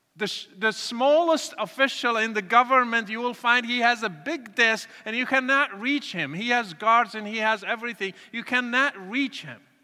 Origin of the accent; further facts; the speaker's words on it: Morocco; moved away; I was born and raised in Morocco to a Muslim family